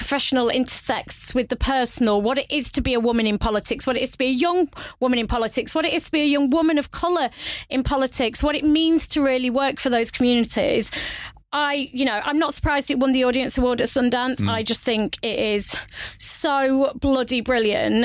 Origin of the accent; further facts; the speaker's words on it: United Kingdom; I'm British